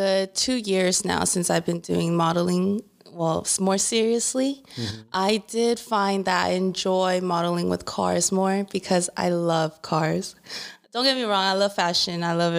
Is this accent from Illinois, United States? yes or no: no; Inland Empire, California, United States; I'm originally from the IE area. I've born and raised here.